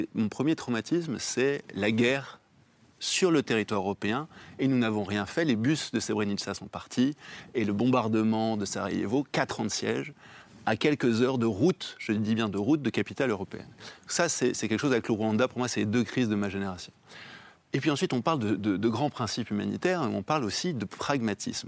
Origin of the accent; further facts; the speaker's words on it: France; en tant que Français